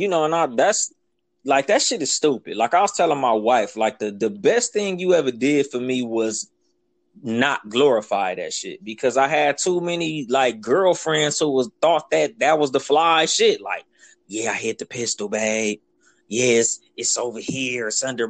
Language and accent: English; Compton, California, United States